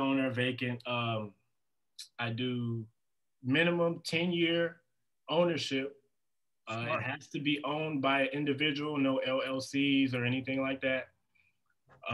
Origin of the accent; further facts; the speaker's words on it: Indiana, United States; now in Las Vegas, United States; I'm from Indiana